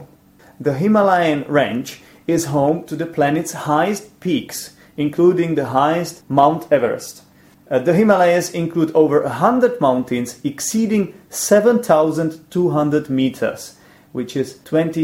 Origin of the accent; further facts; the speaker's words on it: Poděbrady, Central Bohemian Region, Czechia; English is a second language; Poděbrady, which is my hometown. This is where I live